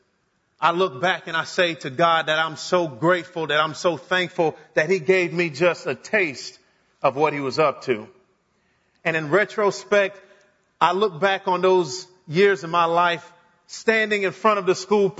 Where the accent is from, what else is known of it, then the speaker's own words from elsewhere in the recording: Miami, Florida, United States; I grew up in the great nation of South Florida, the city of Miami in particular